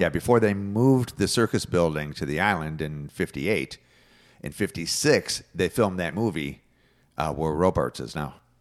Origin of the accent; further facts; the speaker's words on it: Detroit, Michigan, United States; now in Florida, United States; I'm from Detroit